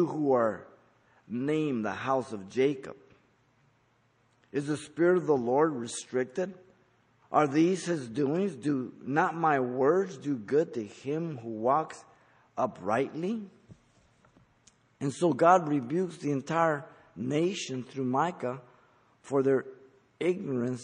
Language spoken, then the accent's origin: English; Mexico City, Mexico; moved away; I was born in Mexico City